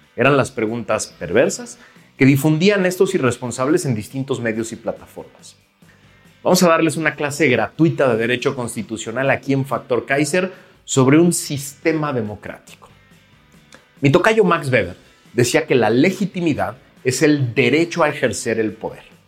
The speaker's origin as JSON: {"language": "Spanish", "country": "Mexico", "said": "como mexicanos"}